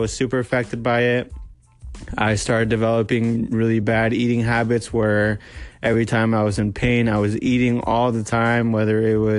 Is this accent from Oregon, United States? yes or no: yes; Medford, Oregon, United States; I am from Medford, Oregon